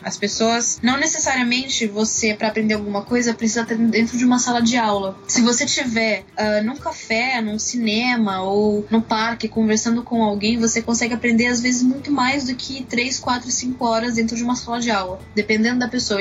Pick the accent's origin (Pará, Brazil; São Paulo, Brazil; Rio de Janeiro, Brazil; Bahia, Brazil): São Paulo, Brazil; moved away as an adult; now in Lisbon, Portugal